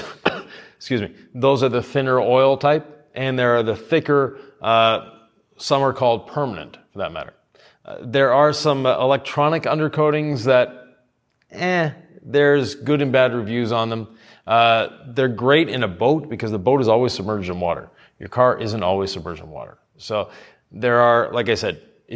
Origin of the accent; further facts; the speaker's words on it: Quebec, Canada; I'm from Quebec